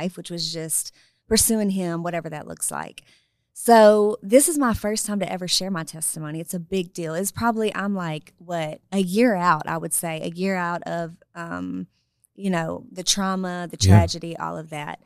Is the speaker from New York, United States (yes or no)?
no; El Dorado, Arkansas, United States; moved away; I'm from El Dorado, Arkansas, right? Mm-hmm. Born and raised, PK, all that.